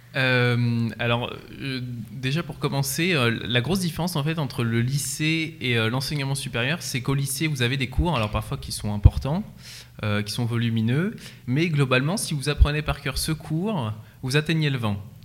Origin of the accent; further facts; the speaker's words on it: Centre-Val de Loire, France; Perdu entre Nogent-le-Rotrou et Chartres, un petit village de campagne